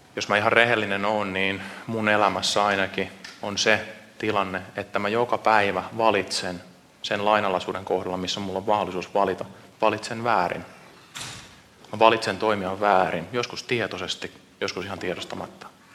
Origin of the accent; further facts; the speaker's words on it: Seinäjoki, South Ostrobothnia, Finland; now in Vantaa, Finland; Mä oon Seinäjoelta kotoisin, mutta ollaan nyt puolitoista vuotta käyty täällä Suhessa